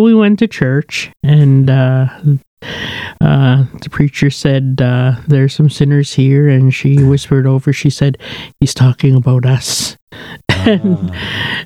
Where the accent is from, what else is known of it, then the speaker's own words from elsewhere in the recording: Kamsack, Saskatchewan, Canada; moved away; I was born and raised in Saskatchewan, a place called Kamsack, raised on a native reserve called the Cote Reserve